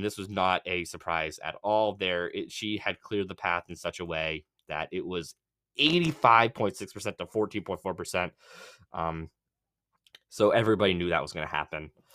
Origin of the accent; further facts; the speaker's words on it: Massachusetts, United States; I am from Massachusetts